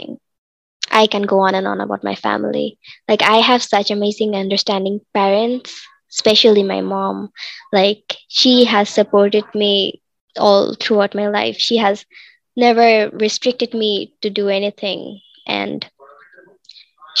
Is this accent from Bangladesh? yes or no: yes; Bangladesh; I am 16 years old and I am from Bangladesh